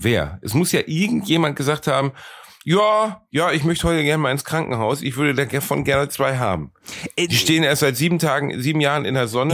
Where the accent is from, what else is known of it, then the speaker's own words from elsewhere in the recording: Ruhr area, North Rhine-Westphalia, Germany; bei uns im Ruhrgebiet